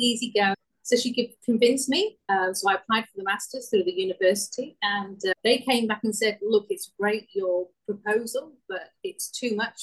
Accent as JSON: {"language": "English", "region": "Wales", "country": "United Kingdom", "also_born_or_lived": "Western Australia", "accent": "Welsh", "moved": "yes", "said": "this little Welsh girl"}